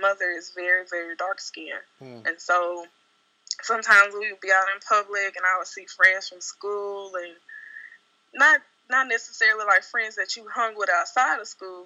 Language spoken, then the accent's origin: English; Jackson, Mississippi, United States; moved away as an adult; now in Dallas, United States; So I relocated from Jackson, Mississippi, where I'm originally from, to Dallas